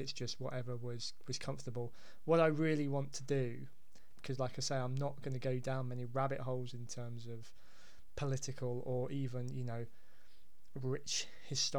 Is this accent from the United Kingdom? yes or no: yes; Hampshire, South East England, United Kingdom; now in Devon, United Kingdom; I'm being down in Devon, and I'm also originally from Hampshire